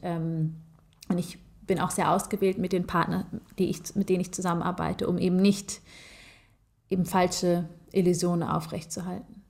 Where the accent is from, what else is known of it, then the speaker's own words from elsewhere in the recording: Germany; ich bin zwar in Deutschland geboren ähm, und ich fühle mich äh, mehr als deutsch